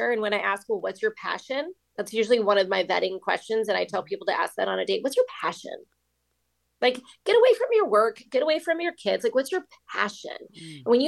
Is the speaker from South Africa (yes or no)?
no; Long Beach, California, United States; I'm from Long Beach, California